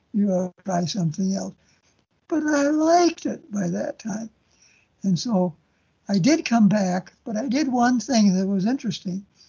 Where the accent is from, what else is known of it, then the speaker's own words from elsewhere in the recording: Des Moines, Iowa, United States; moved away as an adult; now in Waterloo, United States; Des Moines is my hometown, even though I'm in Waterloo. I was born and raised in Des Moines